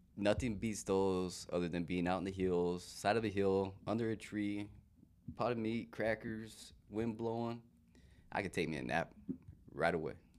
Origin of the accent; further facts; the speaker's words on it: Safford, Arizona, United States; born and raised in Safford, Arizona, Pima, a little smaller town.